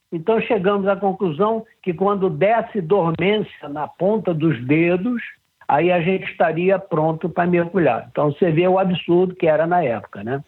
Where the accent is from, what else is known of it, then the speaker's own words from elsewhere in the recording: Rio de Janeiro, Brazil; eu fui nasci e fui criado em Ipanema